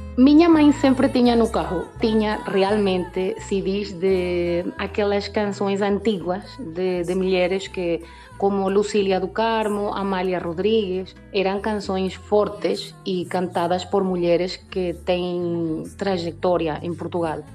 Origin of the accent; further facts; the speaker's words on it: Venezuela; somos poucas as pessoas que cantamos fado cá na Venezuela